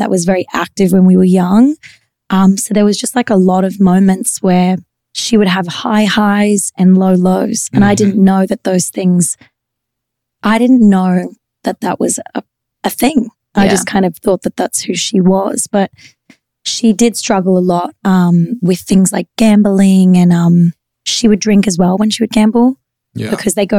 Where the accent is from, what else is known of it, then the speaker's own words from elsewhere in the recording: Queensland, Australia; I was from Queensland.